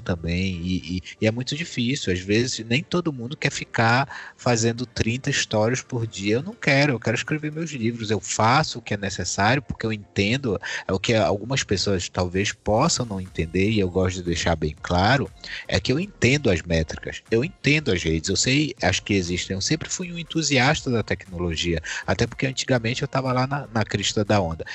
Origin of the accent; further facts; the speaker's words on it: Brazil; quem nós somos como brasileiros